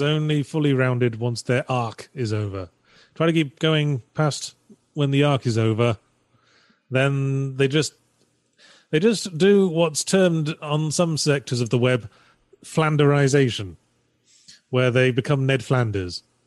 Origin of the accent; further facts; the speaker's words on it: United Kingdom; I'm British.